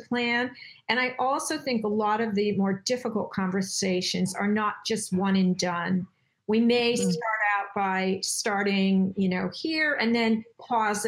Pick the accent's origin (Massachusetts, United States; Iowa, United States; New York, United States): New York, United States; I'm from New York, and we speak differently than the people on the West Coast